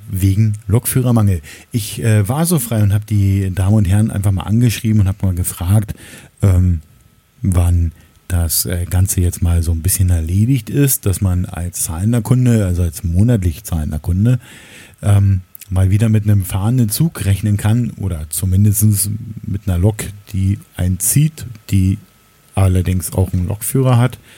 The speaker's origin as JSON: {"language": "German", "region": "Berlin", "country": "Germany", "tie": "born or raised there", "said": "aber das ist der U-Bahnhof in der Nähe ähm, des Ortes, in dem ich oder wo ich aufgewachsen bin. Ähm, die Magdalenenstraße in Berlin-Lichtenberg"}